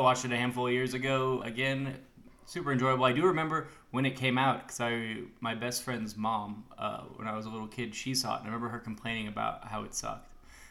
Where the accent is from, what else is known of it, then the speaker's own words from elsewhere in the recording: Oklahoma, United States; I'm from Oklahoma.